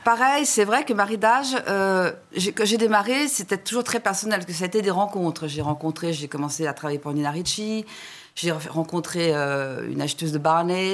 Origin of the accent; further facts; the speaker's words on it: France; je suis française